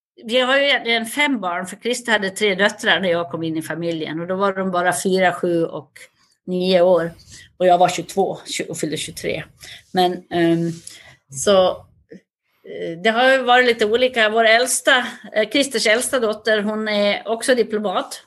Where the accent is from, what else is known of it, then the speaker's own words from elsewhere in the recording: Västerdalarna, Dalarna County, Sweden; accent: Dalarna dialect (dalmål); moved away as an adult; also born or lived in United States / Stockholm; now in Paris, France; Jag kommer från en liten by i Västerdalarna med tusen invånare